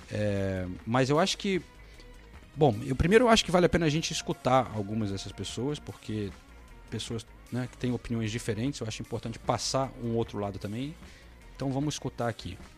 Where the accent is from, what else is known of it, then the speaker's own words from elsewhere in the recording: United Kingdom; Eu sou do Reino Unido, posso dar minha opinião, a minha opinião apenas